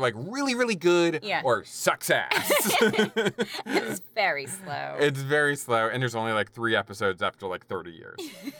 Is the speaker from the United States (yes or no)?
no; United Kingdom; As a Brit, I should have been doing an accent, damn it.